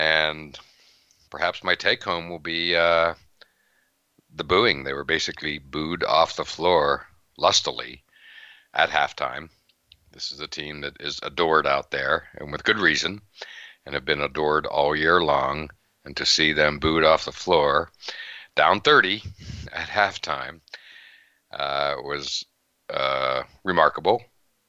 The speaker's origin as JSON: {"language": "English", "region": "Western Pennsylvania", "country": "United States", "also_born_or_lived": "Tampa", "moved": "yes", "lives_now": "Boston, United States", "said": "I'm from Western Pennsylvania"}